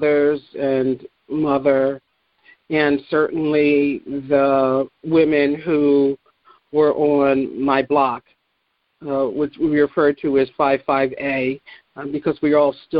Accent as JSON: {"language": "English", "town": "Philadelphia", "region": "Pennsylvania", "country": "United States", "tie": "born or raised there", "also_born_or_lived": "Eastern Virginia", "moved": "as an adult", "lives_now": "Virginia, United States", "said": "I am a native Philadelphian. I grew up in West Philadelphia between, I would say, 55th and Larchwood and 55th and Pine on a small street"}